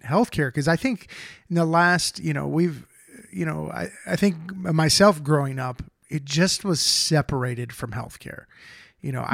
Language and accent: English; Ohio, United States; moved away; we both lived in ohio i'm from ohio